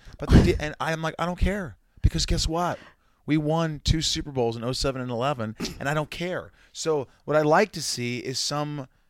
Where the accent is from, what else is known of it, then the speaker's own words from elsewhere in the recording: Evansville, Indiana, United States; moved away; also born or lived in New York; my hometown of Indiana, Evansville, Indiana, where I grew up.